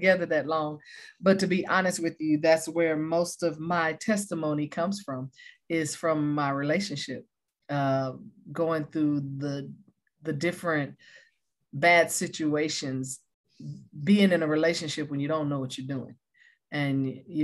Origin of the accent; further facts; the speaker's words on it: Taylor, Texas, United States; moved away as an adult; also born or lived in Oklahoma; now in California, United States; We were born and raised in Taylor, Texas